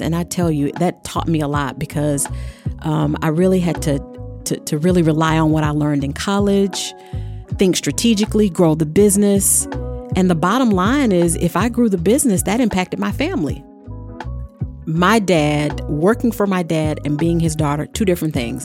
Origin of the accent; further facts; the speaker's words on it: the South, United States; I grew up in the South